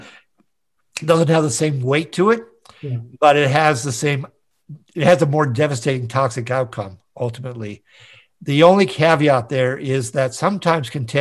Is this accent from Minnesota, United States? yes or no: yes; Minneapolis, Minnesota, United States; also born or lived in San Diego; my hometown of Minneapolis, St. Paul